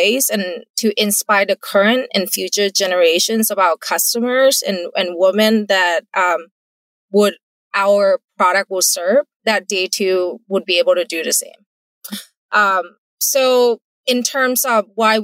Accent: Thailand; English is a second language; moved away as an adult; now in United States; I'm not born in the US. English is my second language. I grew up in Thailand

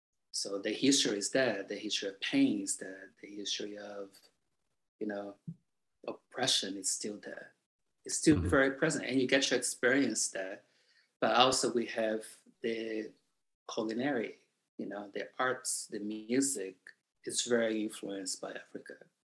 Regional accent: Salvador, Bahia, Brazil; born there; I was born in Bahia, Salvador, which is the black realm of, you know, the globe, the planet.

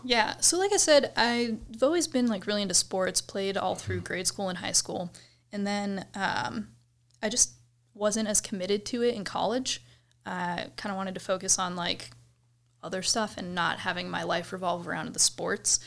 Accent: Cleveland, Ohio, United States; moved away as an adult; now in Colorado, United States; I grew up in Cleveland, well, suburbs of Cleveland, Ohio

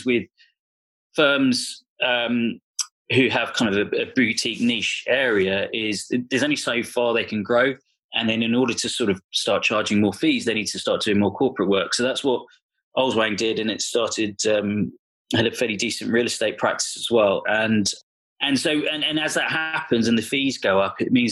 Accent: London, United Kingdom; also born or lived in Bristol; I grew up in North London

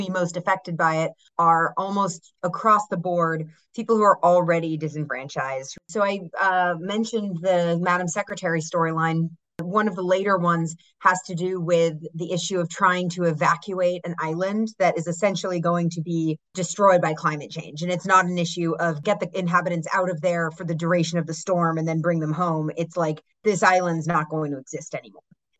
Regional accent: Massachusetts, United States; I'm from Massachusetts

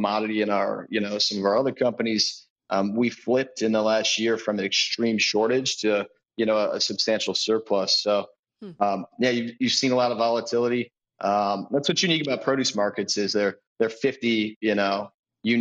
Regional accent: Central Illinois, United States; I grew up in Central Illinois, potato and vegetable farm.

